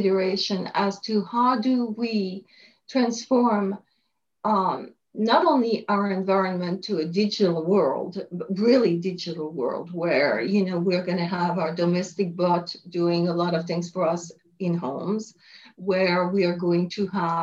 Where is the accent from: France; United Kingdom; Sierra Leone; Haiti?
France; moved away as an adult; also born or lived in Paris, France / Montreal, Canada; now in United States; I was born in France, and I studied in Paris for a while.